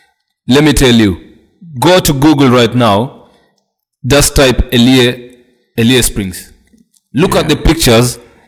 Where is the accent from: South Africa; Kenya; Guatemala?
Kenya; Turkana County; also born or lived in Machakos; Like right now, I can tell someone I'm from Turkana boldly.